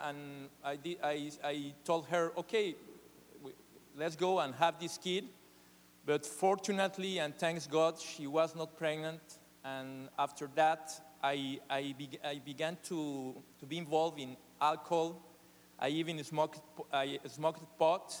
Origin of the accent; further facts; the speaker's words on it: Mexico City, Mexico; English is a second language; I was born in Mexico City, one of the biggest cities in the world.